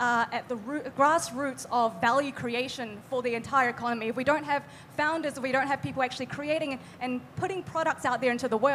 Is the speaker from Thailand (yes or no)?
yes; Bangkok, Thailand; also born or lived in New Zealand; now in Auckland, New Zealand; I'm from New Zealand. I grew up in Thailand and then eventually moved to New Zealand